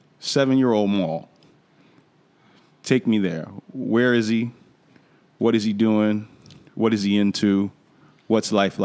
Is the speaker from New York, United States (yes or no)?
yes; New York, United States; that's one of the advantages of growing up in New York, right?